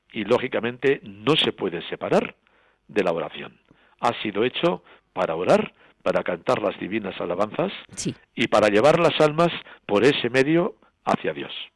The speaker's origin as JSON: {"language": "Spanish", "town": "Burguete", "region": "Navarre", "country": "Spain", "tie": "born or raised there", "said": "mi santuario natal de Roncesvalles, yo soy de Burguete"}